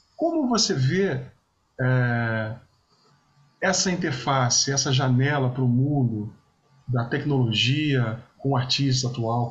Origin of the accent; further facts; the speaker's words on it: Vitória, Espírito Santo, Brazil; moved away; Vitória sempre vou para é minha terra